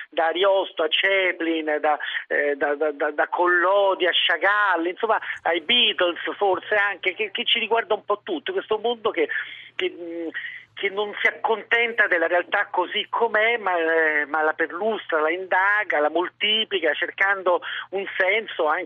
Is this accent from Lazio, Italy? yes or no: yes; Rome, Lazio, Italy